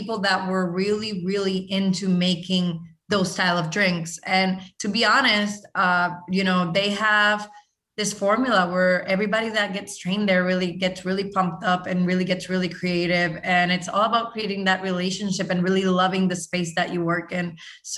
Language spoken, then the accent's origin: English; Puerto Rico; I'm from Puerto Rico